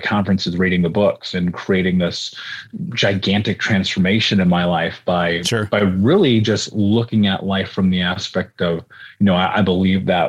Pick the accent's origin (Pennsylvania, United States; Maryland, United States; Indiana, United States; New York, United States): Indiana, United States; Indianapolis; I grew up in Indianapolis